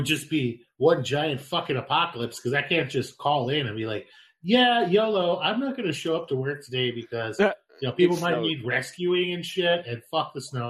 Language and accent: English; Idaho, United States; moved away; I grew up in Idaho.